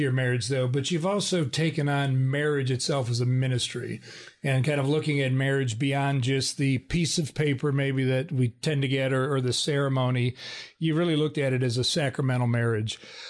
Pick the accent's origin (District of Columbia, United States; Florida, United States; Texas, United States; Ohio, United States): Ohio, United States; Cleveland; Bob's looking at me because he knows I'm from Cleveland, Ohio, and just threw a jab at me on the air.